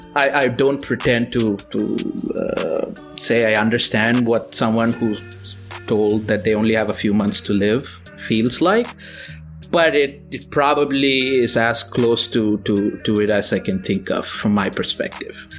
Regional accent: Tirunelveli, Tamil Nadu, India; moved away as an adult; I was born in India to to moderate middle class parents in a in a small town called Tirunelveli. That's in South India.

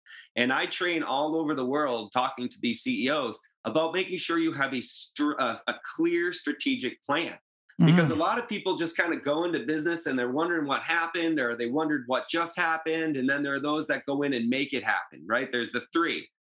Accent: Northeast, United States; you know, I'm from the Northeast. That's a different vibe than in Southern California.

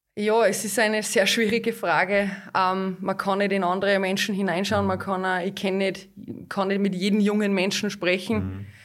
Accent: Hallein, Salzburg, Austria; Ich bin aufgewachsen in Hallein, ich bin geboren in Hallein, ich bin da in die Schule gegangen

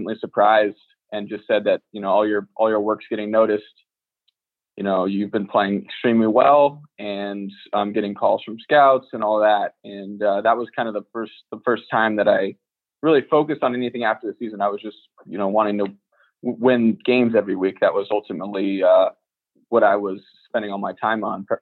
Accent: Danville, California, United States; moved away as an adult; also born or lived in Oakland; I went to a suburban high school in my hometown of Danville

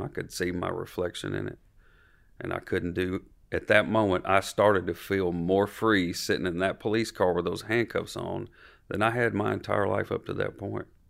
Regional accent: Franklin, Tennessee, United States; born or raised there

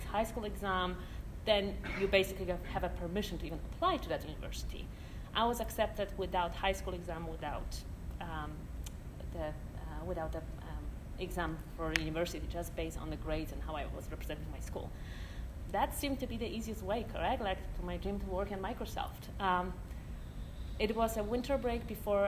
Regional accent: Poland; moved away; I grew up in Poland in a very small town

